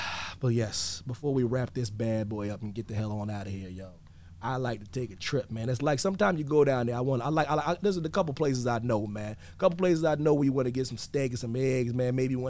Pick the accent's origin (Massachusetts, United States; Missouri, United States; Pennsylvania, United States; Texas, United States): Pennsylvania, United States; moved away; I'm from Pennsylvania, man. We got pony rides and petting zoos.